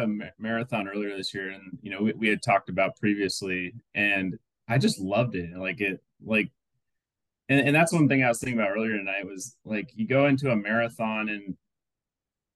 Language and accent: English; Iowa, United States; moved away; back to my hometown in Iowa